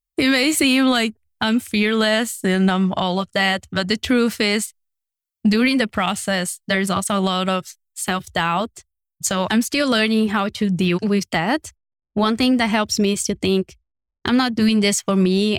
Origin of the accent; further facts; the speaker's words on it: Brazil; moved away; I come from a very small city in one of the not so urban cities in Brazil